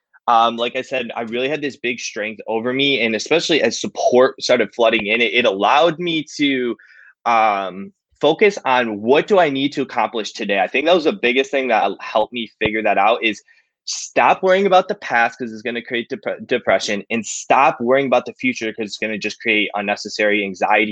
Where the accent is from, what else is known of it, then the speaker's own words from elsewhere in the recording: Cleveland, Ohio, United States; I'm from Cleveland, Ohio